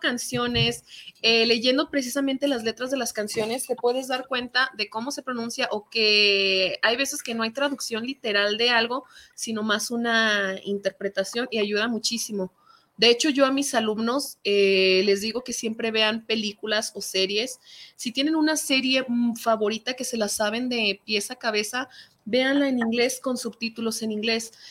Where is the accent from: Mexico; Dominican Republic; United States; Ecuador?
Mexico; first language Spanish; soy latina, porque soy mexicana